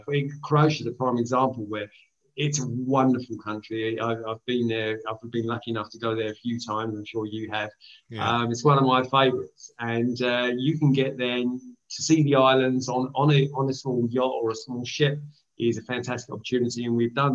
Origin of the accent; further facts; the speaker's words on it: Greece; now in United Kingdom; I am from Greece